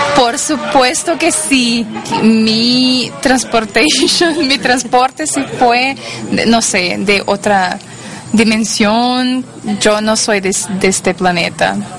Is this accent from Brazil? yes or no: yes; Brazil; accent: Brazilian; Spanish is a second language; now in United States; yo soy de Brasil, eh, por eso mi español no es la, mejor cosa del mundo